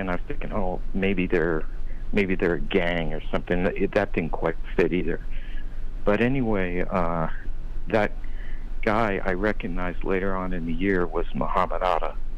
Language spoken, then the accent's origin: English; Ohio, United States; also born or lived in Arizona; now in Las Vegas, United States; I grew up in Ohio